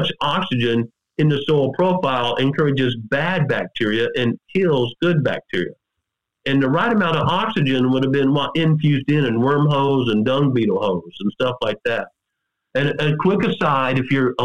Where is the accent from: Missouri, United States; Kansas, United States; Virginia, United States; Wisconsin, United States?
Missouri, United States; I grew up scouting turkeys in Missouri.